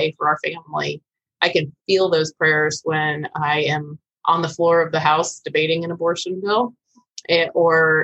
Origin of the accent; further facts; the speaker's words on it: Vero Beach, Florida, United States; when I returned to Vero Beach, my hometown